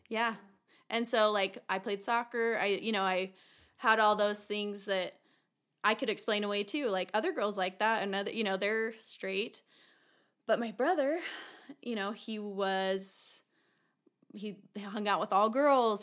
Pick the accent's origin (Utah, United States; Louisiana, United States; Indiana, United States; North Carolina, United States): Utah, United States; Taylorsville; born or raised there